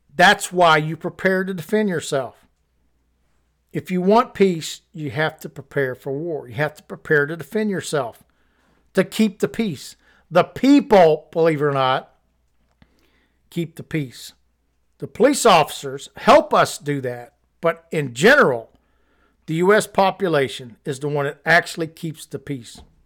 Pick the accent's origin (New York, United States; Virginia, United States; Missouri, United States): Missouri, United States; I'm from Missouri